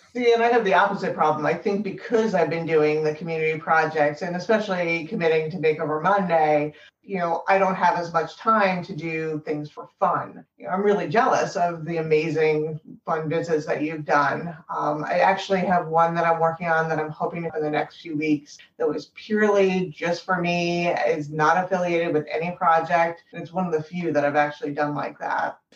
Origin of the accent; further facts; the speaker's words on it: an hour north of New York City, United States; moved away as an adult; now in Boston, United States; I grew up in New York City or an hour north of New York City originally